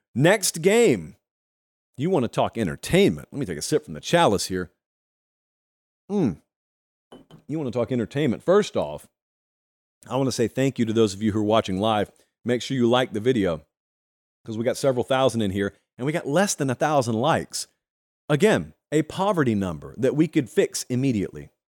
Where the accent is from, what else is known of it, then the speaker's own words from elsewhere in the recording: Harris County, Georgia, United States; I grew up in Harris County, Georgia